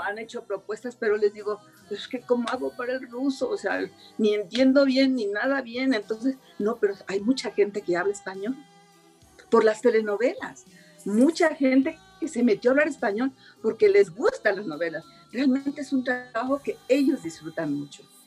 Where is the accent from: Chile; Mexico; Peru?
Mexico; soy mexicana